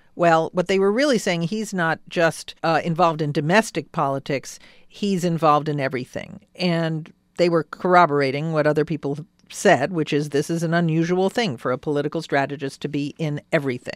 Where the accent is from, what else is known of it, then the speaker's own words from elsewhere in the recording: New York City, New York, United States; moved away; I was born in Jackson Heights in Queens, too